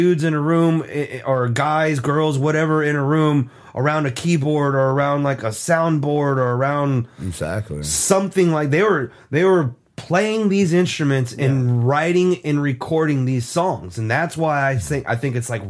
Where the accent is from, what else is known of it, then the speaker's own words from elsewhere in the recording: the South, United States; We're from the South.